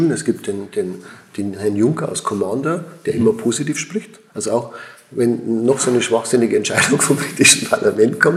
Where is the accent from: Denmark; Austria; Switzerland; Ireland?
Switzerland; Und, also ich bin ein Schweizer und ich muss schon sagen, hier in der Schweiz ist es anders.